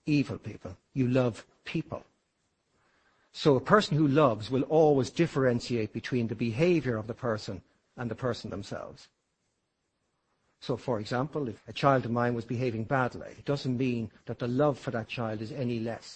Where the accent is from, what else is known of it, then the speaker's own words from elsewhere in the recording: Ireland; I consider myself to be Irish, an Irishman.